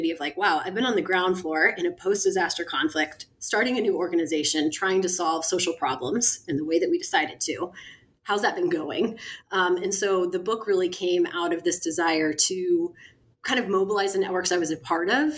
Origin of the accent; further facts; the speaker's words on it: Kansas City, United States; moved away; also born or lived in London / San Francisco / New Orleans; I grew up in Kansas City